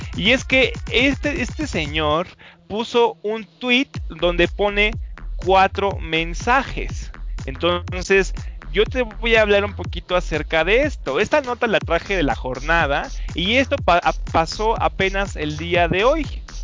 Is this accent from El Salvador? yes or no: no; Mexico; nosotros como mexicanos